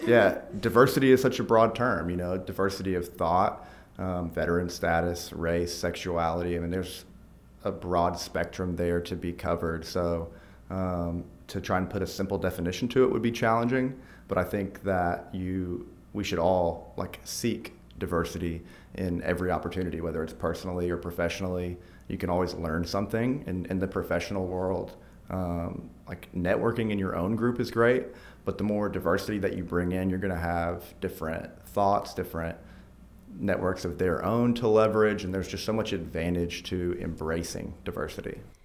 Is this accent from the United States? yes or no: yes; Fayetteville, Arkansas, United States; also born or lived in Texas; grew up in Fayetteville, went to the U